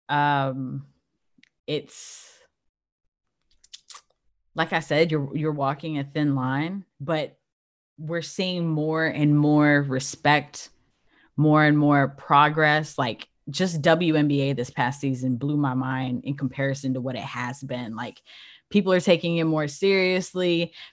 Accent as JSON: {"language": "English", "region": "California", "country": "United States", "tie": "born there", "said": "I was born in Cali, so"}